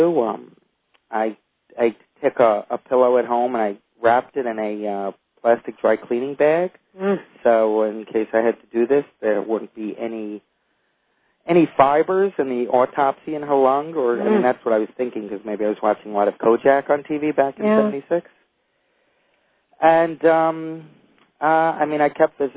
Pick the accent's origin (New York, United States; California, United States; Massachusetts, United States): New York, United States; New York City; I grew up in Brooklyn, New York